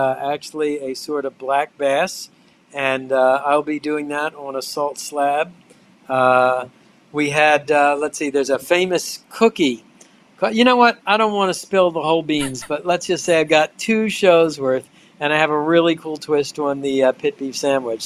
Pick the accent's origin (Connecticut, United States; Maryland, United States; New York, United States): Maryland, United States; Baltimore; moved away; That's my hometown where I grew up